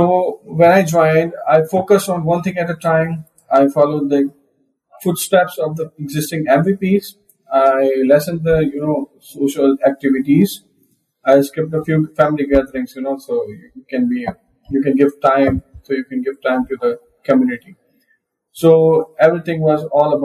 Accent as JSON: {"language": "English", "country": "Pakistan", "said": "I'm from Pakistan, first and only MVP from Pakistan"}